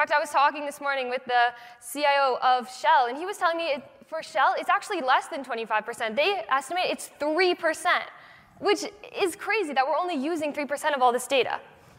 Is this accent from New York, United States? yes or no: no; Boston, Massachusetts, United States; I'm 16 years old, I'm from Boston